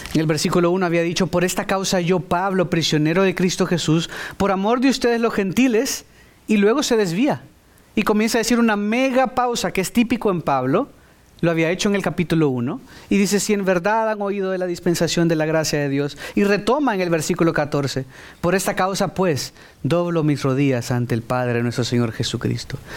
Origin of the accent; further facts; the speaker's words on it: El Salvador; Yo soy salvadoreño y soy, seré siempre salvadoreño